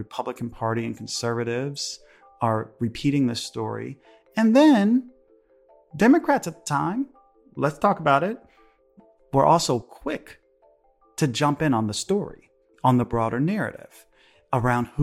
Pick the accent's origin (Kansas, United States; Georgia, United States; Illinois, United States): Illinois, United States; Chicago; Chicago's my hometown